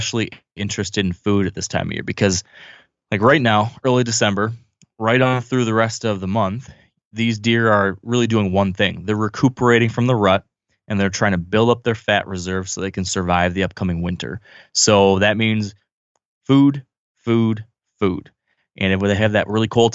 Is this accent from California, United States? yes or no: no; Michigan, United States; my home state